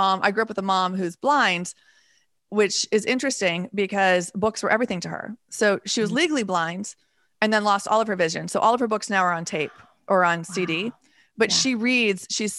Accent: Texas, United States; I've never met anybody from Idaho, which is not, that's kind of unusual considering I'm also partially from Texas.

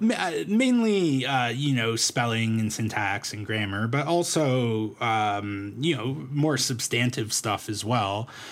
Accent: Toronto, Ontario, Canada; also born or lived in Medicine Hat; now in Calgary, Canada; I'm from Toronto originally

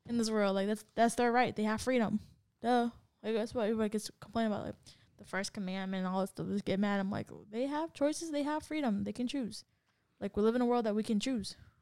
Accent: San Diego, California, United States; I'm from San Diego

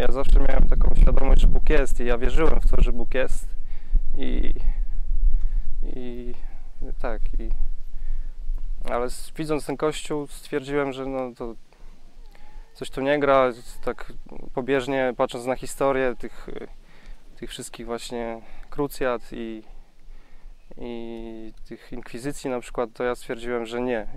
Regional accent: Głubczyce, Opole Voivodeship, Poland; jestem z Głupczyc z Podopola

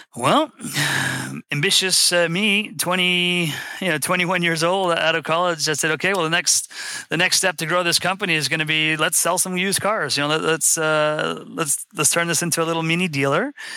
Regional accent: West Palm Beach, Florida, United States; I'm from West Palm Beach, Florida.

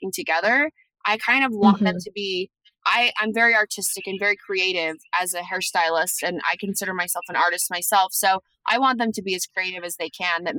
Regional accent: Salt Lake City, Utah, United States; I'm from Salt Lake City

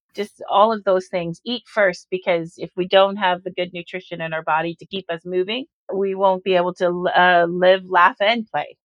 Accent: Orangeville, Ontario, Canada; when I was growing up in Orangeville in the 70s

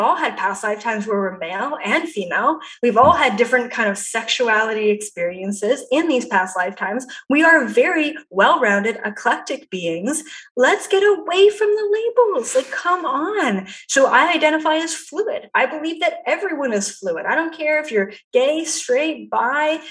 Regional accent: Canada; I'm Canadian.

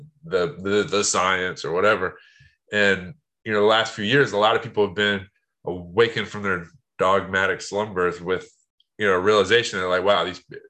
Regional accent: United States; as an American

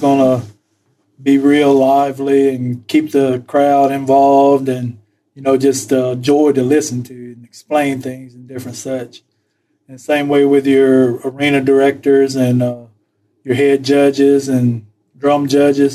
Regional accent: Poarch Creek, Alabama, United States; when I was growing up, I mean, there was no other thought about what we would do Thanksgiving. I mean, that we were always here at the powwow.

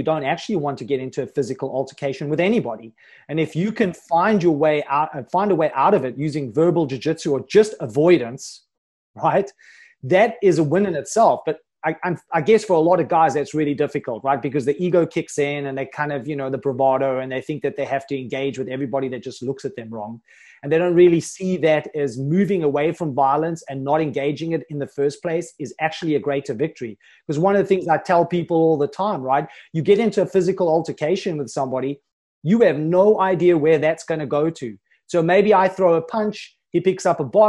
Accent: South Africa; I'm from South Africa

